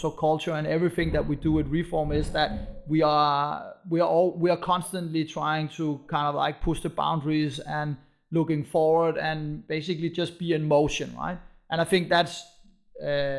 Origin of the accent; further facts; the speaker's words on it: Copenhagen, Capital Region of Denmark, Denmark; moved away as an adult; now in Berlin, Germany; we found the company in Copenhagen, and we are from Copenhagen, and we have, you know, Danish roots